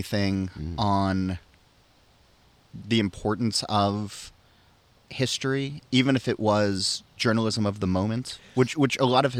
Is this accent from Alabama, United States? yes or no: no; New Jersey, United States; growing up in New Jersey